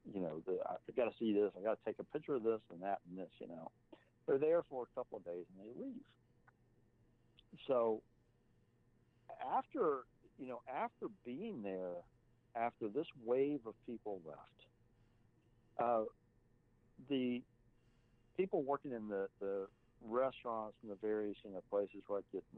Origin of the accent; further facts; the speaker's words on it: Texas, United States; I'm not from America, I'm from Texas